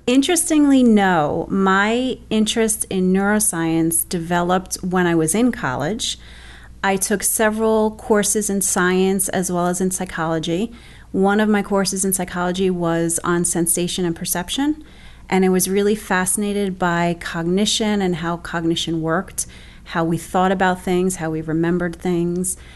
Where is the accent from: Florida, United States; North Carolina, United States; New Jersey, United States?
New Jersey, United States; Bayonne; I'm actually originally from Bayonne, which is where I still live right now. I actually live 30 blocks from where I grew up